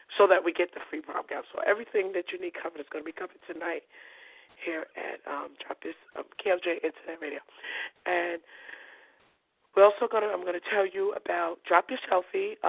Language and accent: English; New York City, New York, United States; I'm from Coney Island. I was born and raised. All my brothers and sisters, even my mother, we were born in Coney Island.